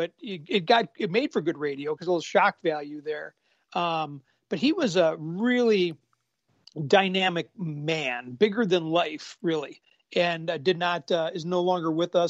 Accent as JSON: {"language": "English", "region": "Minnesota", "country": "United States", "said": "as a matter of fact, I'm from Minnesota."}